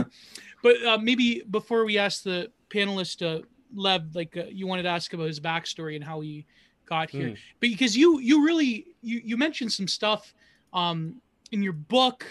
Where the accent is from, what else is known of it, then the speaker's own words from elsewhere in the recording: Niagara, Ontario, Canada; I'm from Niagara.